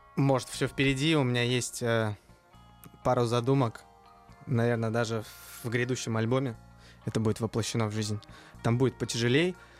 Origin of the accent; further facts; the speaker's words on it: Uzbekistan; как истинный узбек